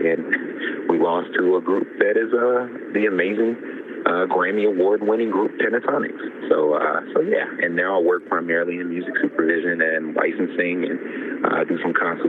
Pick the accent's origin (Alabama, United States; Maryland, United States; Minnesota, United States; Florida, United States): Alabama, United States; Birmingham; moved away; I am originally from Birmingham, Alabama